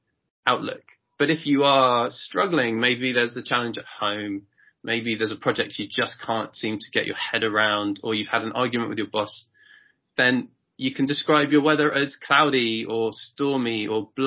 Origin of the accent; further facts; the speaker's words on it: England, United Kingdom; as a British person, as an English person